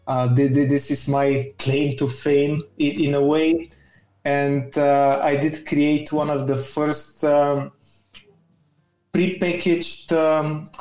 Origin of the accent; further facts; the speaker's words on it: Bulgaria; I'm from Bulgaria